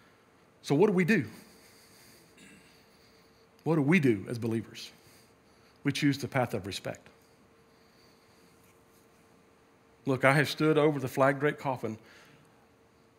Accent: United States; I love being American.

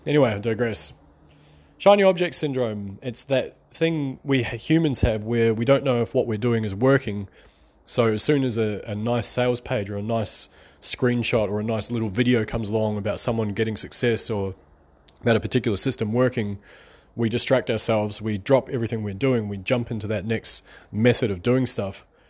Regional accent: New Zealand; I'm from New Zealand

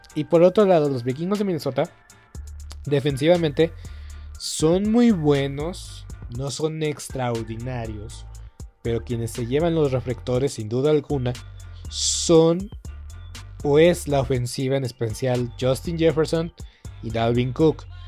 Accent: Mexico; nosotros como mexicanos

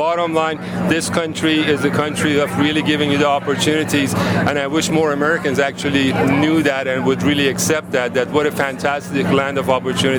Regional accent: Iran; moved away as an adult; also born or lived in Oregon / California; now in United States; Absolutely. I'm originally from Iran. I was 18 years old when I came to the United States in 1975.

